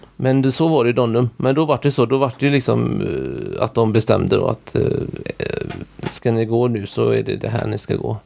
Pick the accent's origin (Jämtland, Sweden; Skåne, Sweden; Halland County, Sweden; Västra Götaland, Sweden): Västra Götaland, Sweden; Orust; Där vi bor nu, där är jag ifrån